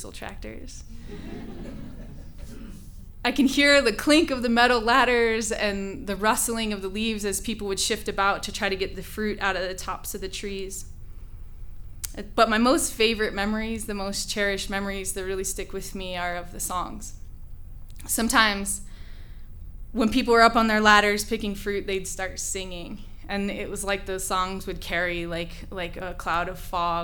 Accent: central Washington state, United States; I grew up in the middle of 80 acres of cherry trees in the vast agricultural landscape of central Washington state

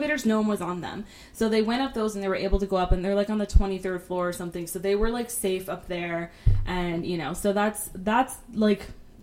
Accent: United States; as an American

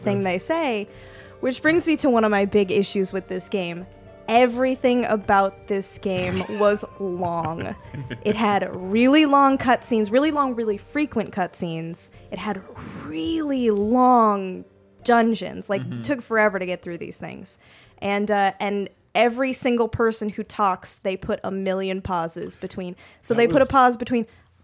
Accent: United States; we're American.

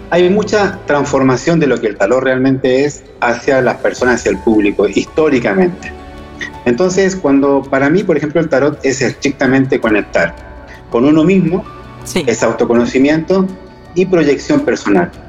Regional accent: Chile; born there; moved away; also born or lived in Granada, Spain / Argentina; Yo soy chileno de nacimiento y después llevo ya fuera de Chile 30 años. Los últimos 20 años eh, los estuve viviendo en Granada, Andalucía, España y tengo también la nacionalidad española.

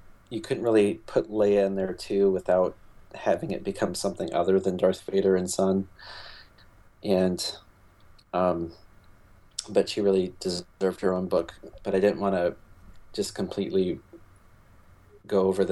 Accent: Michigan, United States; I grew up in Michigan

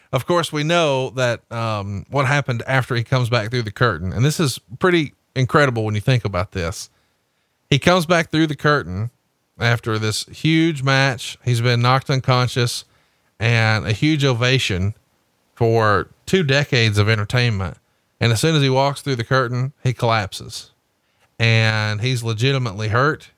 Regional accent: Alabama, United States; I'm from Alabama

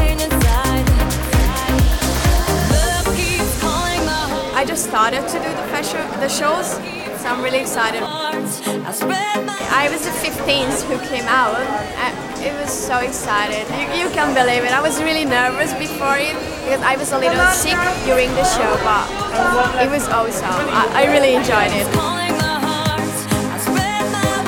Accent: Hungary; I'm from Hungary

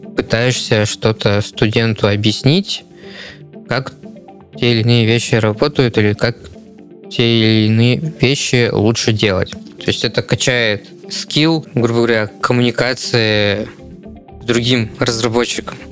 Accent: Novokuznetsk, Kemerovo Oblast, Russia; moved away as an adult; now in Novosibirsk, Russia; я сам не из Новосибирска. Я вот конкретно э, сюда переехал, чтобы учиться. Переехал я из Новокузнецка.

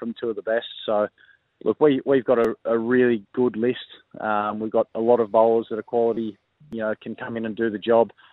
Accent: New South Wales, Australia; moved away as an adult; now in South Australia, Australia; New South Wales being my home state

